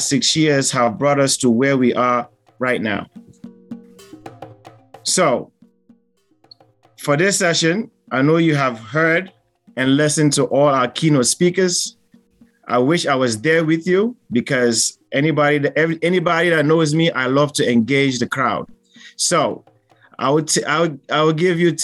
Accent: Sierra Leone; now in United States; I'm from Sierra Leone, but I am based in the United States

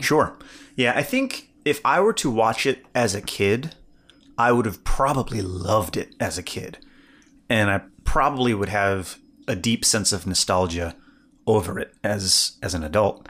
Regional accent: Evansville, Indiana, United States; I grew up in Evansville, Indiana

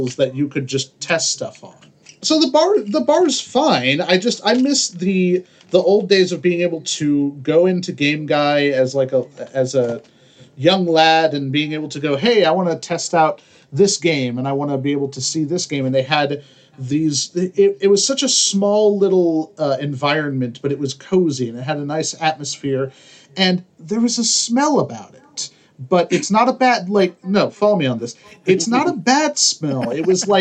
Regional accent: Lawrence, Kansas, United States; moved away; there was a little shop in my hometown of Lawrence, Kansas

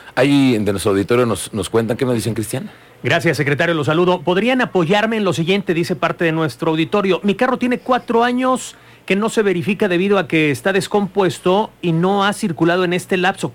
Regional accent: Querétaro, Mexico; todos los queretanos

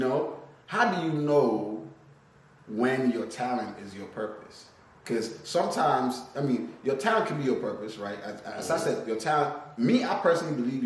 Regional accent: Nigeria; also born or lived in Tennessee; now in California, United States; I'm from Nigeria

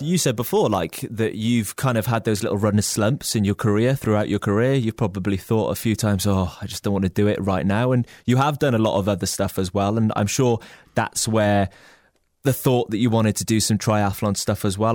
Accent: Wales, United Kingdom; as a Welshman

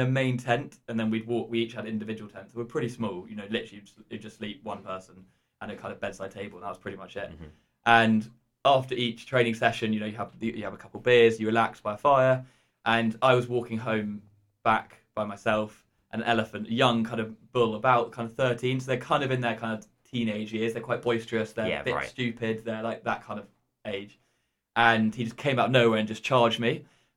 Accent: Sussex, South East England, United Kingdom; from Sussex.

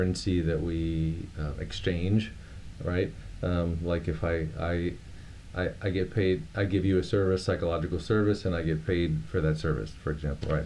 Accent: Miami, Florida, United States; I grew up in Miami, Florida

